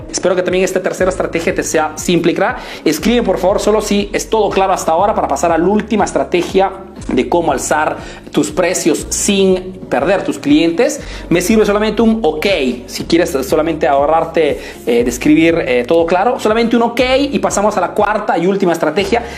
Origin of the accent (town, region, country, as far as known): Italy; born or raised there; Spanish is a second language; also born or lived in Peru